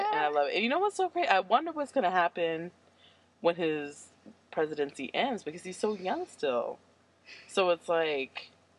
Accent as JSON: {"language": "English", "country": "United States", "said": "as an American."}